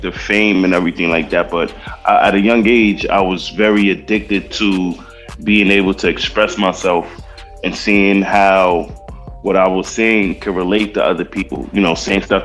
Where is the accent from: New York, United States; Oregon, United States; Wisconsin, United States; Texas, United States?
New York, United States; New York City; being from the Bronx and growing up in the Bronx with all the stuff I've seen growing up